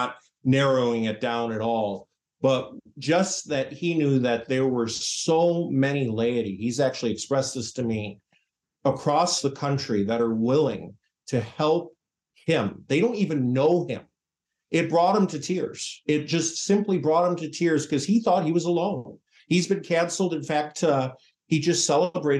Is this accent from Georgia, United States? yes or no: no; Chicago, Illinois, United States; moved away; I'm from the Archdiocese of Chicago originally. And when I was first born in 1980, there were 450 odd parishes all over Cook and Lake County